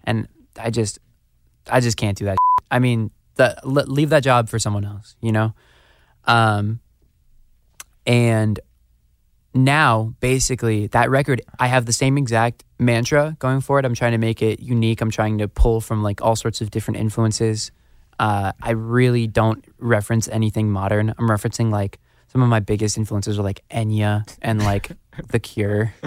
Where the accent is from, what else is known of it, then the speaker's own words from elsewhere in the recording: Phoenix, Arizona, United States; also born or lived in Scottsdale, Arizona; I was born the hospitals in Scottsdale. I grew up in North Phoenix